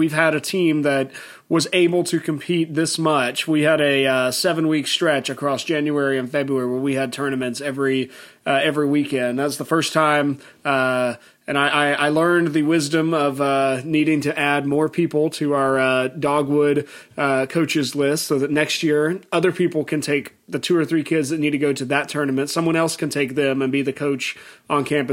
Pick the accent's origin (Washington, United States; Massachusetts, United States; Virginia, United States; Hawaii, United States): Virginia, United States; Chesapeake; I grew up in Chesapeake, Virginia, and my high school, Stonebridge School, we were also the Cavaliers